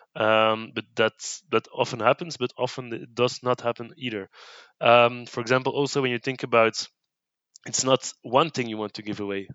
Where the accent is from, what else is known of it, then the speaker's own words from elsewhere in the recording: Brussels, Brussels-Capital Region, Belgium; English is a second language; I've been born in Brussels, uh, lived in Brussels all my life